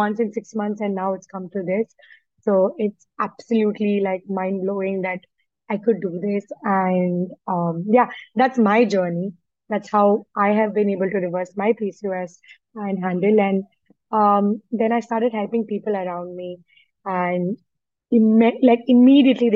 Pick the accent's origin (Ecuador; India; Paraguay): India; I'm an Indian